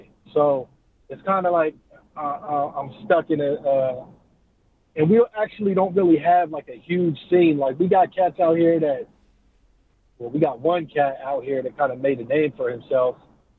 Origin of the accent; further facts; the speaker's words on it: Oceanside, California, United States; one, I'm not from San Diego. I don't rep San Diego. And a lot of cats from San Diego, they don't consider Oceanside San Diego.